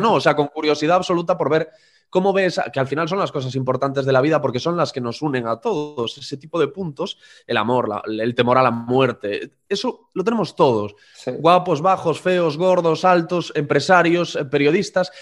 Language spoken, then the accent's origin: Spanish; Corcubión, Galicia, Spain; moved away; Yo soy de un pueblo muy pequeñito que se llama Corcubión, de unos 1.500 habitantes y allí una de las pocas atracciones o de los pocos sitios interesantes a los que nos podían llevar a los alumnos del colegio era la radio municipal.